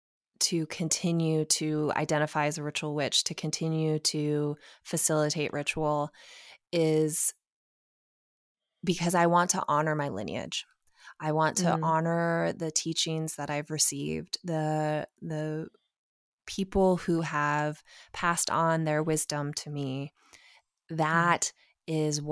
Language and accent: English; Portland, Oregon, United States; You know, I was raised in Portland, Oregon. Like, that's a pretty liberal space.